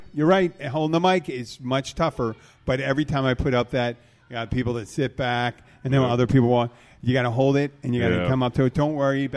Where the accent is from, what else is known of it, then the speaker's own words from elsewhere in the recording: Philadelphia, Pennsylvania, United States; now in Florida Keys, United States; I'm from Philadelphia